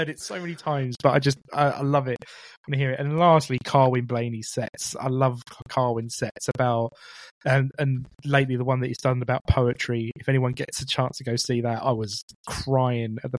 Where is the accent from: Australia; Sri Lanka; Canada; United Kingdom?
United Kingdom; Romford, East of England; I'm from Romford, you know, which is in Essex.